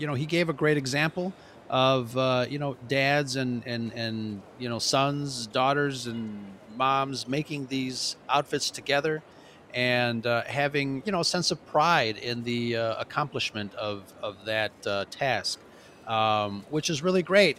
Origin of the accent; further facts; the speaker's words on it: Chicago, Illinois, United States; Obviously, I'm from Chicago